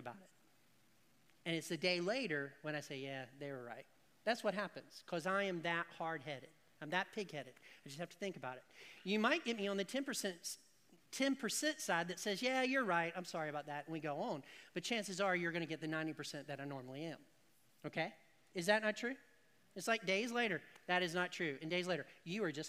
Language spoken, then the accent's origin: English; the South, United States; Because people is plural, but I put an S on it because I'm from the South